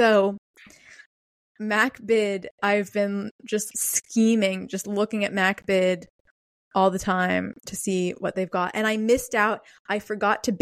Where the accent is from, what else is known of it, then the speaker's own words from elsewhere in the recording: Pittsburgh, Pennsylvania, United States; moved away; my hometown of Pittsburgh, Pennsylvania